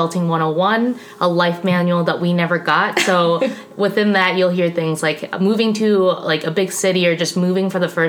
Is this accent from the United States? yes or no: yes; Minnesota, United States; moved away as an adult; also born or lived in Madison, Wisconsin; now in Milwaukee, United States; I'm from Minnesota, not Wisconsin